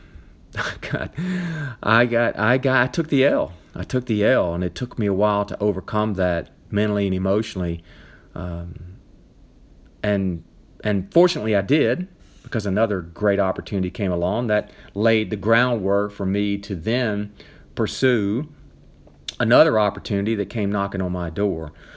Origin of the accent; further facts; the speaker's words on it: Nashville, Tennessee, United States; moved away as an adult; also born or lived in mountains of North Carolina; now in North Carolina, United States; I'm from Nashville, Tennessee. All my family's there